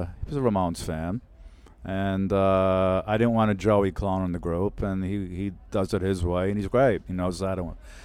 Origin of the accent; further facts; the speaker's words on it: New York City, New York, United States; We grew up together in Brooklyn.